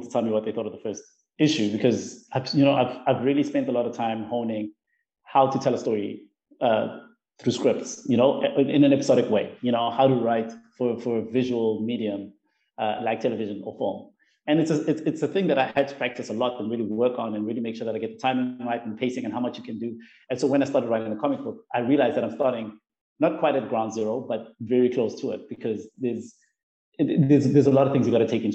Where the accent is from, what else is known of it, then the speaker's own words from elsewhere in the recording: South Africa; mine as a South African